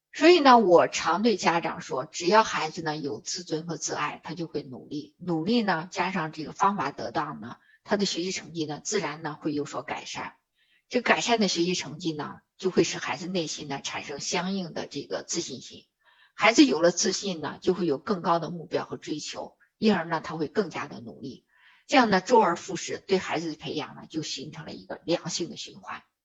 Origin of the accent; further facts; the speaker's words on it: China; 我们中国人常说的舍得